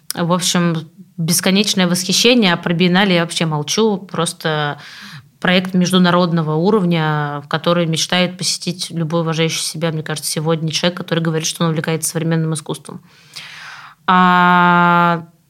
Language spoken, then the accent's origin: Russian; Samara, Samara Oblast, Russia; Самара, мой родной город